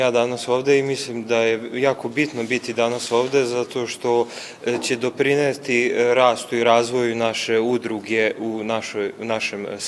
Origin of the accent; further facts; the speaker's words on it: Starčevo, Vojvodina, Serbia; dakle ja dolazim iz Tačeva